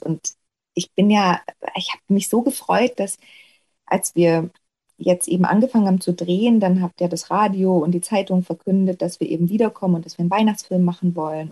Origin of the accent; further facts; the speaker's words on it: Ore Mountains, Saxony, Germany; moved away; ich drehe einfach gerne meine Heimat, weil ich sowieso gerne da bin. Auch ähm, wenn ich eben nicht arbeite, fahre ich ja regelmäßig und sehr häufig äh, eben ins Erzgebirge.